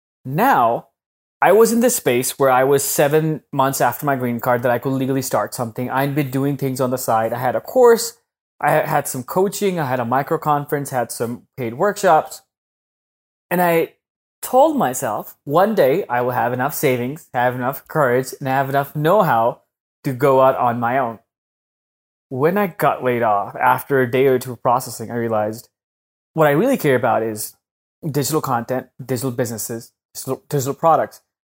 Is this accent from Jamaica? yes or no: no; Pakistan; moved away as an adult; now in United States; When I came to the US from Pakistan when I was 18, 19 in 2010, you can't get a green card when you're a student.